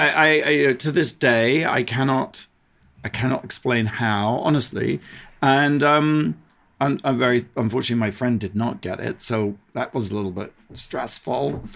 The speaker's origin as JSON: {"language": "English", "country": "United Kingdom", "moved": "as an adult", "lives_now": "United States", "said": "I'm a British, originally British"}